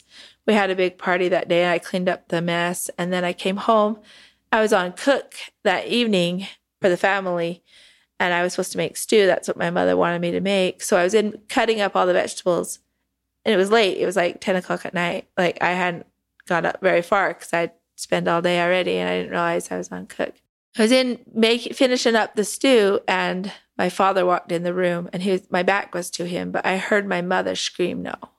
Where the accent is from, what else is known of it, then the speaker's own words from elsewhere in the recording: Sandy, Utah, United States; moved away; also born or lived in Texas; I was born and raised in Sandy, Utah, which is more Salt Lake area.